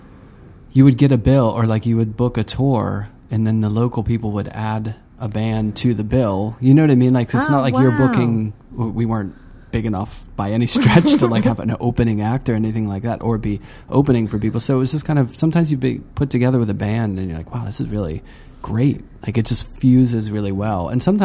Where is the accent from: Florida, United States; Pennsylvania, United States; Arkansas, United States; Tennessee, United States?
Pennsylvania, United States; We share a growing up in Pennsylvania